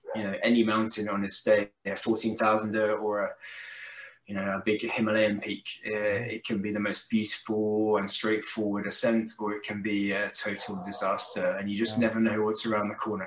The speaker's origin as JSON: {"language": "English", "region": "south of England", "country": "United Kingdom", "tie": "born or raised there", "said": "I was an only child brought up in a, a, kind of little village in the south of England"}